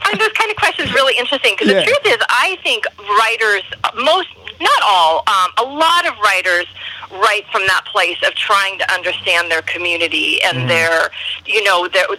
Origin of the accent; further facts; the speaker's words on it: Alaska, United States; also born or lived in Washington State; So my parents moved up here when I was about 4, I think. So my whole memory life is in Alaska. I grew up here